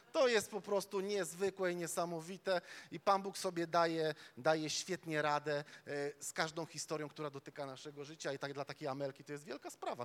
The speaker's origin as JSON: {"language": "Polish", "town": "Łódź", "region": "Łódź Voivodeship", "country": "Poland", "said": "my, my tam z Łodzi, e, my, my z Łodzi"}